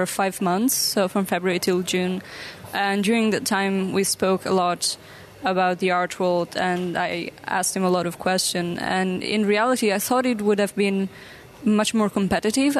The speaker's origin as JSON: {"language": "English", "country": "Italy", "moved": "as an adult", "lives_now": "Rotterdam, Netherlands", "said": "I'm actually originally from Italy."}